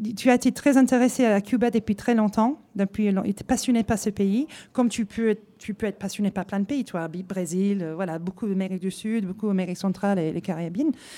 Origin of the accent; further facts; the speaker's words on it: Hull, Yorkshire and the Humber, United Kingdom; French is a second language; moved away as an adult; now in France; ça fait 20 ans que je suis là. Je viens de Hull, normalement, dans le nord de l'Angleterre